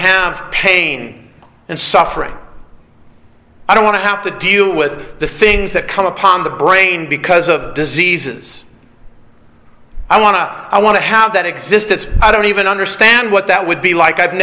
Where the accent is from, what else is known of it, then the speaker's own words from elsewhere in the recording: Michigan, United States; moved away; also born or lived in California; I grew up in Michigan, dealing with tornadoes